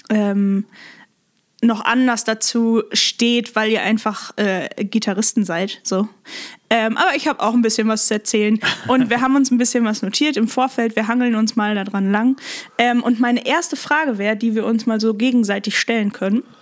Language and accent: German; Lippstadt, North Rhine-Westphalia, Germany; Aus Lippstadt.